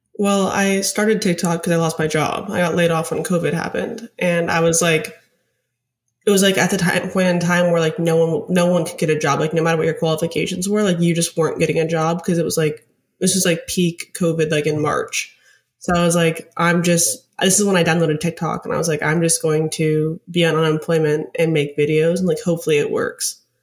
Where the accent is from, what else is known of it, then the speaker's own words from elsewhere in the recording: Alaska, United States; moved away as an adult; also born or lived in Arizona / Denver; now in New York, United States; I'm from Alaska. I grew up in Alaska to, lived until I was eighteen.